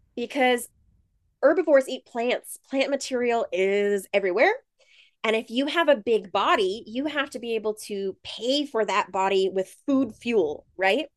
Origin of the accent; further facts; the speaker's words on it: United States; moved away as an adult; also born or lived in South Dakota / Montana / California / Georgia; I'm originally from South Dakota and Montana. I grew up in, uh, very rural areas out in the country